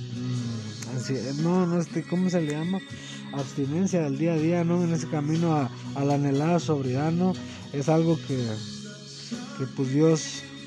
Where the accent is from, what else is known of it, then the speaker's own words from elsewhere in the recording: Mexico; Somos mexicanos.